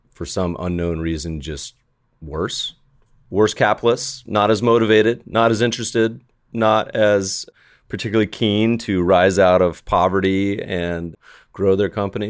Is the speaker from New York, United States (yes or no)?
no; Colorado, United States; also born or lived in Winston-Salem, North Carolina / Virginia; now in Los Angeles, United States; I'm a Colorado native, was born in Colorado, spent about half my time growing up in North Carolina.